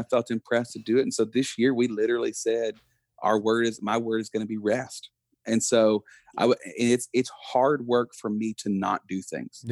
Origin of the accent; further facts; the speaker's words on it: Buna, Texas, United States; me being born and raised in, we still live, like, we just built a house next to my parents in Buna, Texas.